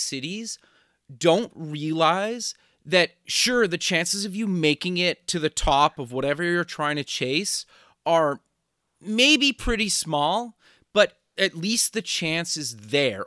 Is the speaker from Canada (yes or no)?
yes; Canada; now in Los Angeles, United States; As a Canadian